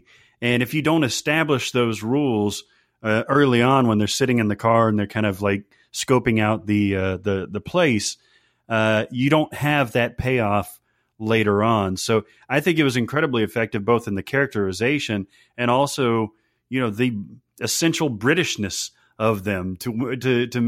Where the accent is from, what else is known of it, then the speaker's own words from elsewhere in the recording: United States; as an American